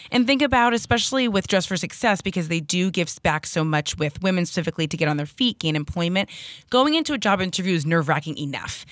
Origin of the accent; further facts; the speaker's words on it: Hazlet, New Jersey, United States; moved away as an adult; now in Hoboken, United States; we're from Hazlitt, New Jersey, so not too, too far away.